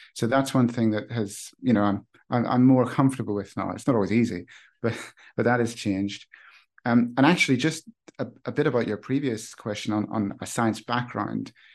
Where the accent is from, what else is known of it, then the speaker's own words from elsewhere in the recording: Northern Ireland, United Kingdom; I grew up in Northern Ireland